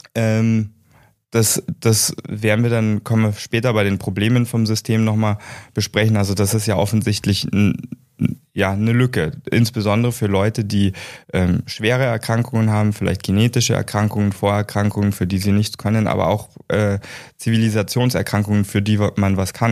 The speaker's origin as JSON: {"language": "German", "country": "Germany", "tie": "born or raised there", "also_born_or_lived": "United States", "said": "ich bin gebürtiger Amerikaner und ich bin direkt nach meinem deutschen Abitur"}